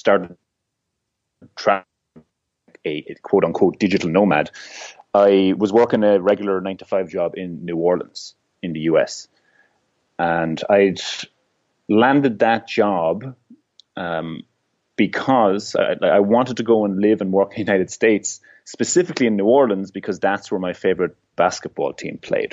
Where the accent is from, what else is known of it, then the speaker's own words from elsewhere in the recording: Ireland; I'm from Ireland.